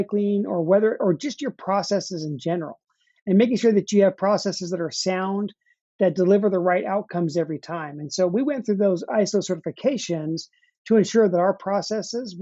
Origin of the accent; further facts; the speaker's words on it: Utah, United States; moved away as an adult; now in Nashville, United States; I grew up out west in Utah. That's where I spent most of my life.